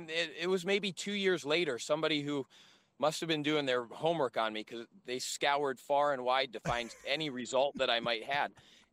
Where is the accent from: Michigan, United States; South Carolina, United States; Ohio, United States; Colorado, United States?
Ohio, United States; Geneva; moved away as an adult; also born or lived in South Beach, Florida; now in Savannah, United States; So I grew up in Geneva, Ohio, little rural farm town, about 3,000 people.